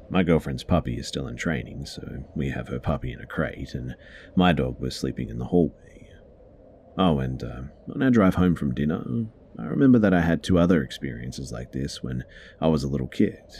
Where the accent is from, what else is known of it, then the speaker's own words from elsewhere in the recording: Malaysia; it's definitely not because I'm from Malaysia and uh, we don't have foxes here.